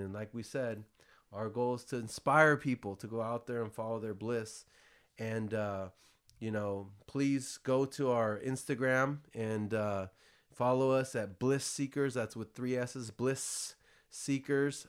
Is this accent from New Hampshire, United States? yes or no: no; San Jose, California, United States; also born or lived in Florida; I grew up here in San Jose, California, Bay Area, Silicon Valley